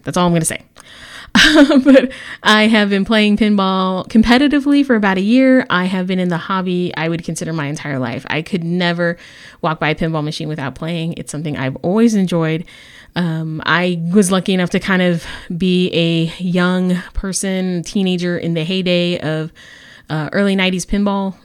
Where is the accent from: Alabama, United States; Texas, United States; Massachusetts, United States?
Texas, United States; San Antonio; I'm the league coordinator for Bells and Chimes San Antonio, Texas. That is my hometown